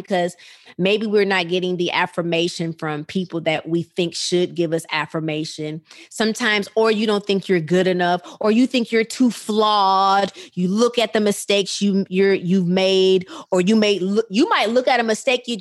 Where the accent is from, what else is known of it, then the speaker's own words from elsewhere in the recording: Rockford, Illinois, United States; that little girl in Rockford, Illinois, who grew up in church